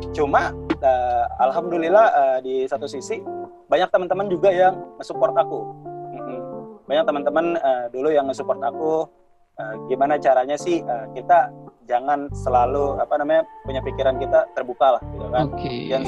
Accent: Java, Indonesia

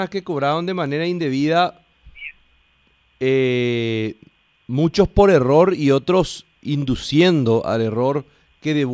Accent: Paraguay

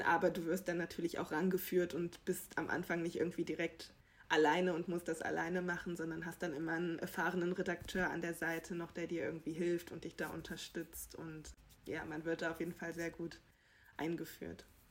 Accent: Germany; wir hier als Deutsche

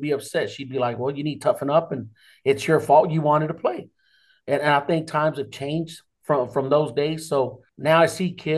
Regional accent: Rawls, Texas, United States; I grew up in Rawls, Texas

